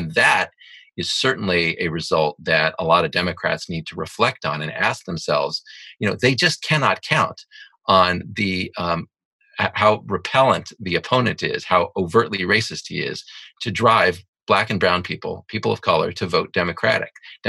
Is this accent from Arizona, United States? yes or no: no; Texas, United States; I grew up in Texas, okay?